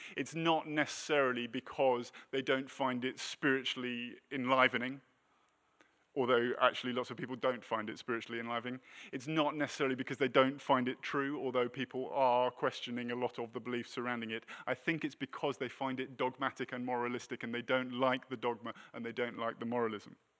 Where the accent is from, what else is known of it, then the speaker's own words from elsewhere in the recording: United Kingdom; moved away as an adult; now in United States; we're British